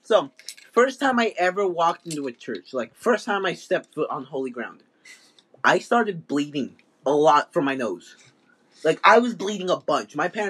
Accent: United States; Yeah, I'm not from Mexico, I was born here in the U.S.

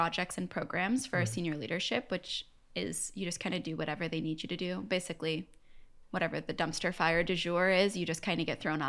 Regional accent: Buffalo, New York, United States; moved away as an adult; also born or lived in Ithaca, New York / Ann Arbor, Michigan / Seattle, Washington; now in Los Angeles, United States; I'm from Buffalo, New York.

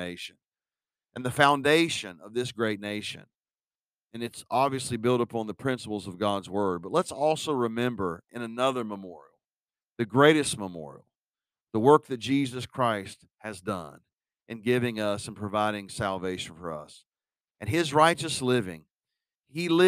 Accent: United States; as an American

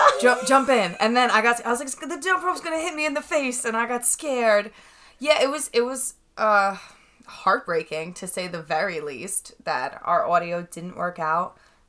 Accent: Long Island, New York, United States; We're from Long Island.

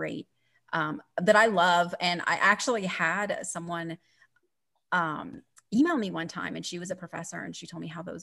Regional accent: Chicago, Illinois, United States; moved away as an adult; now in Denver, United States; I'm originally from Chicago

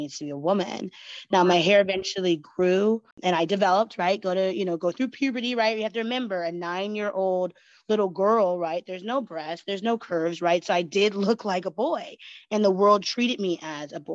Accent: Oregon, United States; it kind of starts back in Oregon and Westland, where we grew up

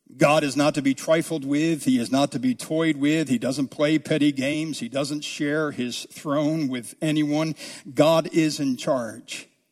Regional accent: south of the Mason-Dixon line, United States; also born or lived in New Jersey; I grew up south of the Mason-Dixon line where football was king

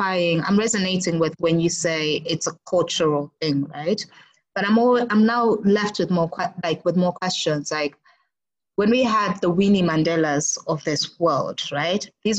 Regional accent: South Africa; But I've always wondered, like, as a South African woman, how is it like dating in South Africa

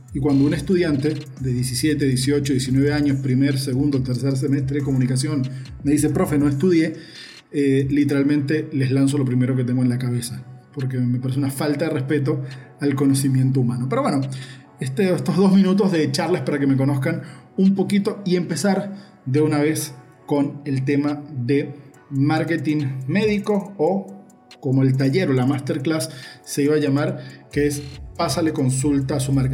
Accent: Uruguay; now in Valencia, Venezuela; porque desde que llegué a Venezuela en el 2003 todo el mundo me conoce como …

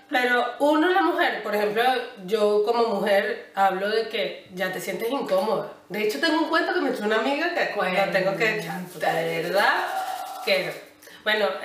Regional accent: Venezuela; puedo decirlo un poquito con base o oh, de donde yo vengo, normalmente, coño, yo entiendo que nosotros nos tardemos en arreglarnos porque somos así

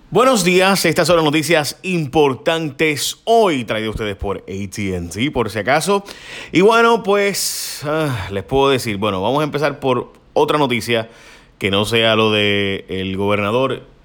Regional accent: Puerto Rico; como puertorriqueño

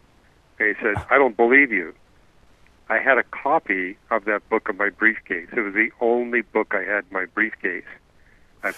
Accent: Canada; I'm not from Germany. I'm from Canada

